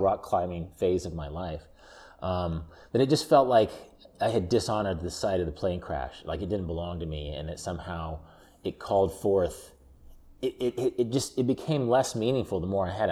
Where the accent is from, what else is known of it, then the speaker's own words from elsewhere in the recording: Wichita, Kansas, United States; there's a amusement park that I grew up in Wichita, Kansas called Joyland